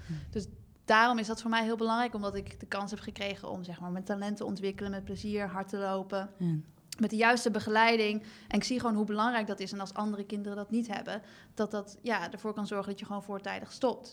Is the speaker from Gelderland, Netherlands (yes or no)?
yes; Nijmegen, Gelderland, Netherlands; also born or lived in Melbourne, Australia; Ik kom natuurlijk uit Nijmegen en heb eh, jarenlang in Nijmegen gewoond.